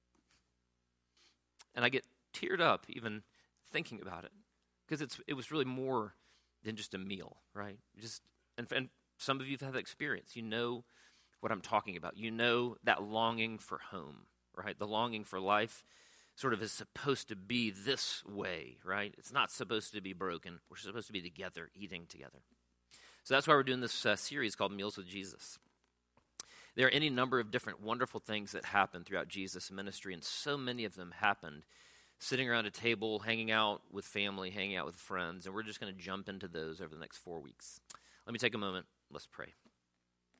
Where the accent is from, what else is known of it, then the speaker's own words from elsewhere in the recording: Pensacola, Florida, United States; my own childhood growing up in Pensacola, Florida